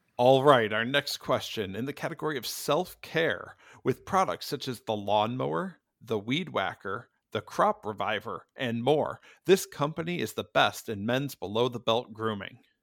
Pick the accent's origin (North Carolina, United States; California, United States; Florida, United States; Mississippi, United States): North Carolina, United States; Fayetteville; I am from Fayetteville, North Carolina